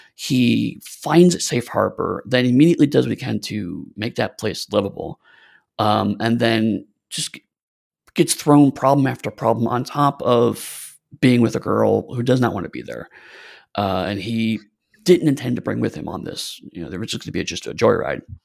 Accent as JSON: {"language": "English", "country": "United States", "said": "as American"}